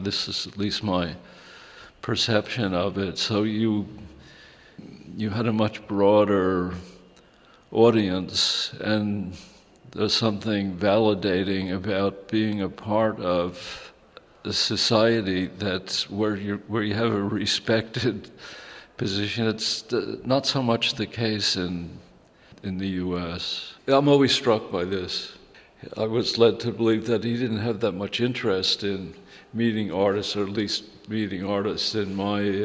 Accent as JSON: {"language": "English", "country": "United States", "tie": "born or raised there", "also_born_or_lived": "Germany", "moved": "as an adult", "said": "growing up in America where it's like a little more chaotic"}